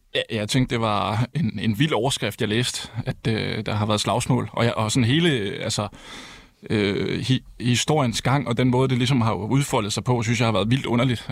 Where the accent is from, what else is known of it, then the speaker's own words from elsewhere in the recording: Herning, Central Denmark Region, Denmark; jeg kommer fra Herning